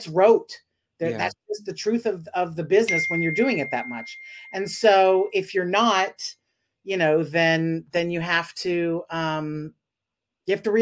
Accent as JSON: {"language": "English", "region": "the South", "country": "United States", "also_born_or_lived": "Dallas, Texas", "moved": "yes", "lives_now": "Los Angeles, United States", "said": "I'm from the South"}